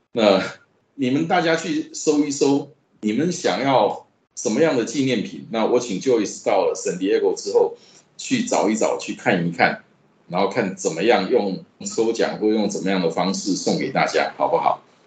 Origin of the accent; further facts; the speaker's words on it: Taiwan; 我们台湾话